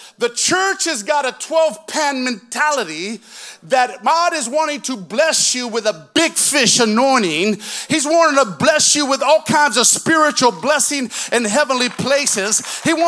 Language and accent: English; Moses Lake, Washington, United States; I grew up in Moses Lake, Washington